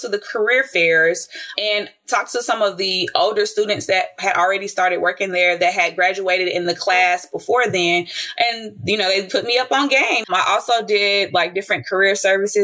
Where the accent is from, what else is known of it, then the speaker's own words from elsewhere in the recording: Dallas, Texas, United States; I'm from Dallas, Texas